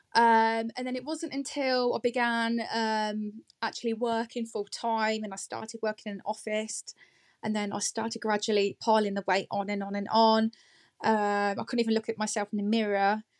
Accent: Northampton, East Midlands, United Kingdom; moved away as an adult; now in Market Harborough, United Kingdom; Originally, I am from Northampton. Um, I've been living here just over a year now

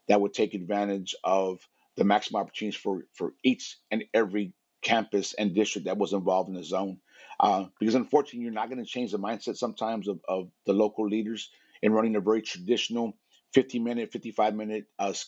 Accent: South Texas, United States; Being born and raised in South Texas

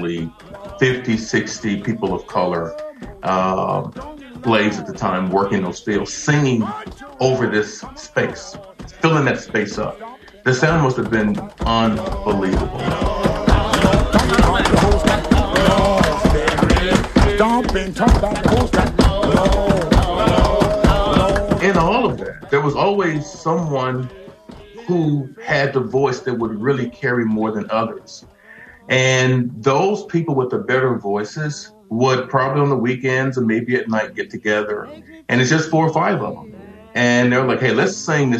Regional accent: Arkansas, United States; moved away; I'm originally from Arkansas, so I grew up in the church.

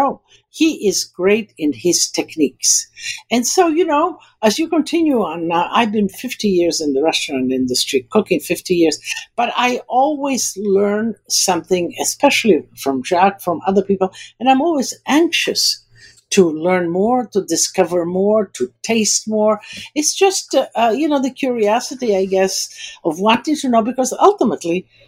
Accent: United States; also born or lived in Istria, Croatia (then Italy); Born in Italy, there's nothing better than that. And then kind of growing up in America

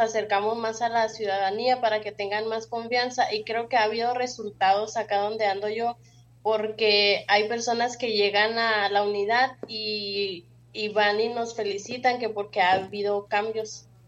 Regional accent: Chihuahua, Mexico; also born or lived in Carichí, Chihuahua; yo nací y crecí en Chihuahua

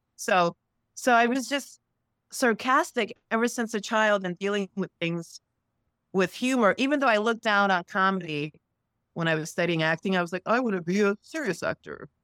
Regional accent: New York City, New York, United States; I grew up in Sunset Park in East New York, Brooklyn

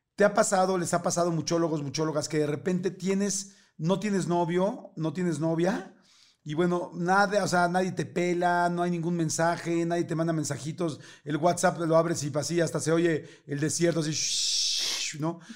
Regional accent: Mexico City, Mexico; nací eh, y crecí toda la vida, en la, primero de chiquito en la colonia Narvarte, en la Ciudad de México

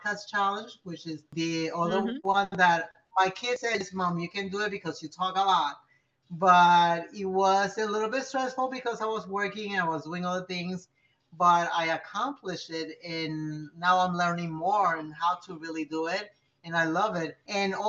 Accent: Puerto Rico; moved away as an adult; also born or lived in New York; now in Florida, United States; I was born in New York, but I was raised in Puerto Rico

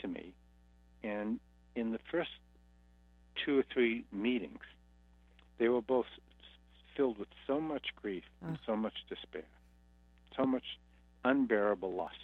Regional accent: Boston, Massachusetts, United States; I come from Boston. I'm an Irish Catholic Hindu Buddhist

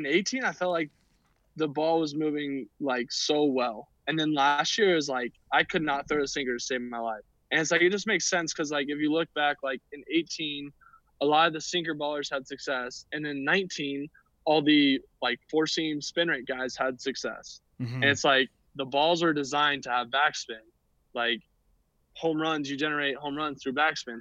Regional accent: Atlanta, Georgia, United States; born or raised there

